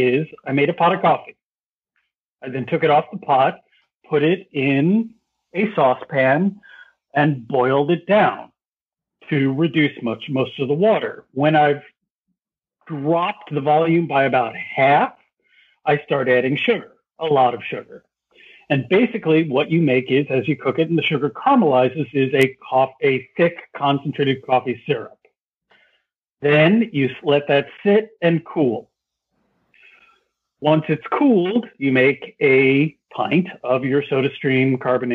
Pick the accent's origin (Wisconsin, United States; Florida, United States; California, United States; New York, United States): New York, United States; New York City; when I was a youth growing up in New York City